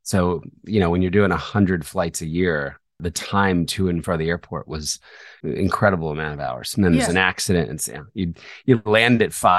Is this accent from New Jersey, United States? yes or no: yes; New Jersey, United States; also born or lived in Philadelphia; I was born in Philadelphia. Okay. And then when I was 4, my parents moved to South Jersey.